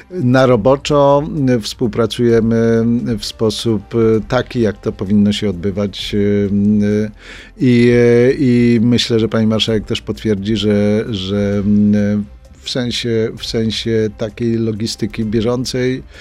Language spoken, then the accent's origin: Polish; Szczecin, West Pomeranian Voivodeship, Poland; ja jestem ze Szczecina